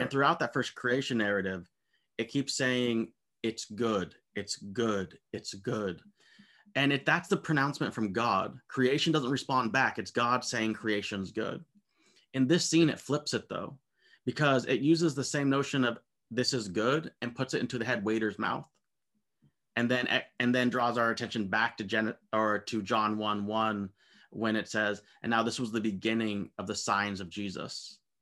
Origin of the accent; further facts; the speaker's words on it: United States; I'm an American